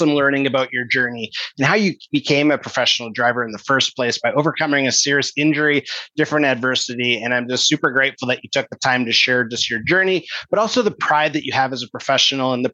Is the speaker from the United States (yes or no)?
no; Kelowna, British Columbia, Canada; Kelowna, whereas that's my hometown